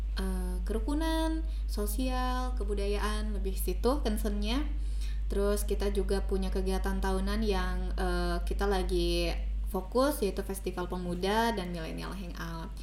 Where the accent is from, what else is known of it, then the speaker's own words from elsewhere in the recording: Indonesia; aku orang Sunda jadi sering bilang teh